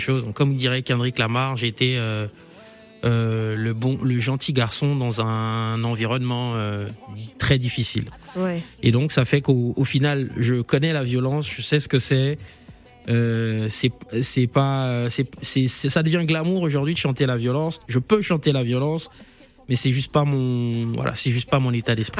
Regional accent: Libreville, Estuaire, Gabon; now in Paris, France; je suis né à Libreville, j'ai grandi à Bellevue, un petit quartier de Libreville, 3 arrondissement

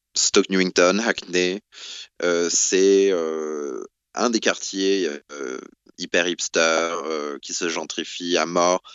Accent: the South, southern France, France; moved away as an adult; also born or lived in Paris / Brussels; now in London, United Kingdom; j'ai grandi en France

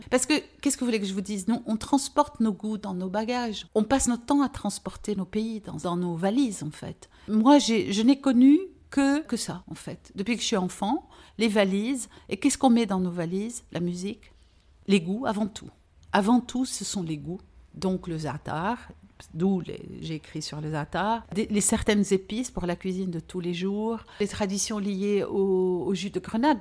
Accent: Beirut, Beirut Governorate, Lebanon; first language French; also born or lived in Aleppo, Syria; j'étais vers 7 ans, et demi, je suis arrivée au Liban parce que mon père avait pris la décision de quitter la Syrie

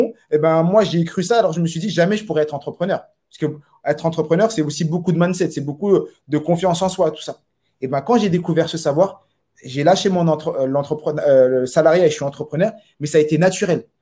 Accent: Saint-Ouen, Île-de-France, France; moved away as an adult; now in Montpellier, France; je suis de Saint-Ouen. Et euh, toujours vécu à Saint-Ouen. Je suis né à Saint-Ouen

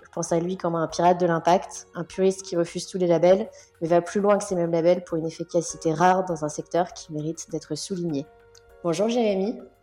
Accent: Limoges, Nouvelle-Aquitaine, France; j'ai grandi à Limoges

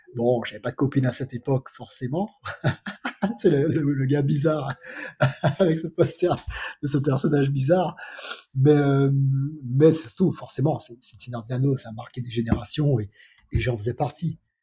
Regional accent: Martinique; moved away as an adult; also born or lived in Paris; je viens de Martinique

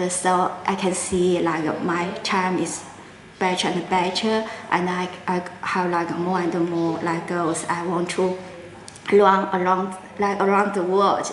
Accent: China; English is a second language; also born or lived in Guangzhou, Guangdong, China / central China; now in Shanghai, China; I'm from China. But yeah, I'm like born in Guangzhou, so it's like south of China, so it's just next to Hong Kong. But like my dad is in like from the middle of China

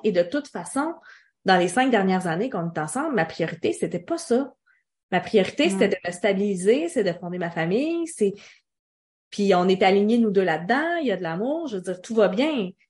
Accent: Quebec, Canada; Je suis québécoise qui parle français du Canada

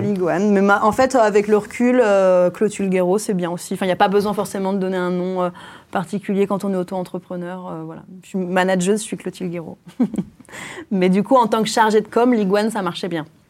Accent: Creuse, Nouvelle-Aquitaine, France; now in Paris, France; J'ai grandi en Creuse

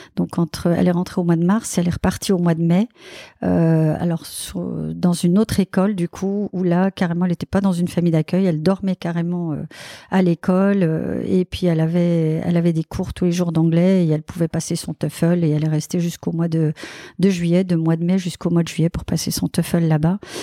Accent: Belgium; now in Sucy-en-Brie, France; je suis belge

